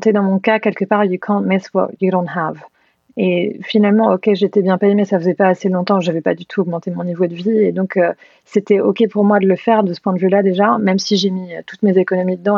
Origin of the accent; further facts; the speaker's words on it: Normandy, France; moved away as an adult; also born or lived in Caen / London / San Francisco; j'ai grandi en Normandie, à une heure de Paris